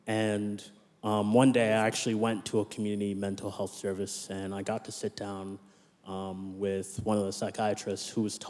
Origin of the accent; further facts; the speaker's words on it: Nigeria; born there; I was born in Nigeria, but I'm a US citizen, Canadian permanent resident, Australian citizen.